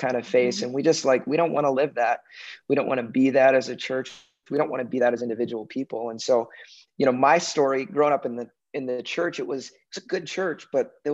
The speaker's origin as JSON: {"language": "English", "town": "Chicago", "region": "Illinois", "country": "United States", "tie": "born or raised there", "also_born_or_lived": "North Carolina", "moved": "yes", "lives_now": "Minnesota, United States", "said": "I'm a Chicago boy. I live in Minnesota, but I'm a Chicago boy. That's where I grew up. I was born in North Carolina, but moved to Chicago when I was like three."}